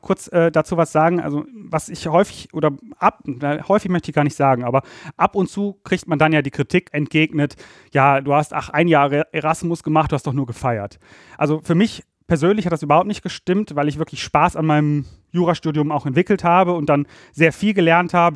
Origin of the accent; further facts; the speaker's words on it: Ratingen, North Rhine-Westphalia, Germany; moved away as an adult; also born or lived in Berlin; ich komme aus dem Rheinland. Ich bin in Ratingen bei Düsseldorf aufgewachsen